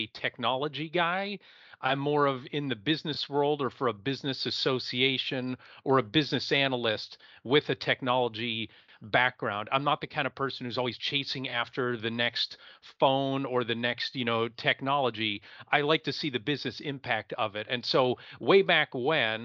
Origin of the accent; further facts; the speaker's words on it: Erie, Pennsylvania, United States; I'm originally from Erie, Pennsylvania. That's Northwest PA, right on Lake Erie